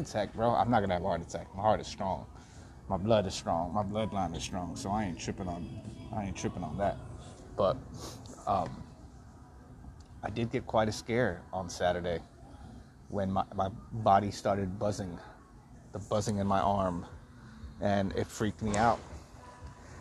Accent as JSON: {"language": "English", "region": "Texas", "country": "United States", "tie": "born or raised there", "moved": "yes", "lives_now": "Los Angeles, United States", "said": "Texas, I can't really get back to, you know? I would love to be able to go back and regroup and recharge my batteries in my hometown"}